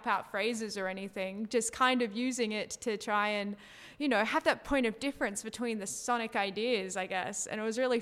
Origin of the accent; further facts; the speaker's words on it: Sydney, New South Wales, Australia; I'm from Sydney